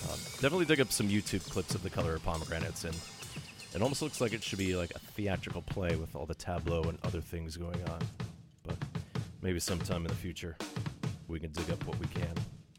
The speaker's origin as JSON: {"language": "English", "town": "Thunder Bay", "region": "Ontario", "country": "Canada", "tie": "born or raised there", "said": "the northern half of what would become my hometown of Thunder Bay. And based on how I was born, the correct half."}